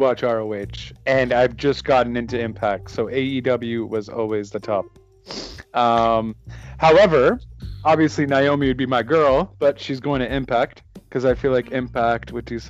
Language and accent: English; Canada; I'm Canadian